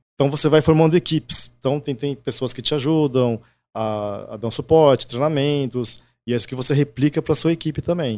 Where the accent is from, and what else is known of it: Brazil; born or raised there; first language Japanese; Portuguese is a second language